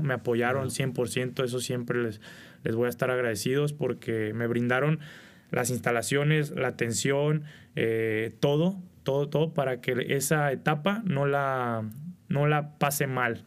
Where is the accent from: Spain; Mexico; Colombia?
Mexico; Culiacán, Sinaloa; moved away; a los 14 años, vivía en Culiacán. Soy originario de Culiacán, Sinaloa.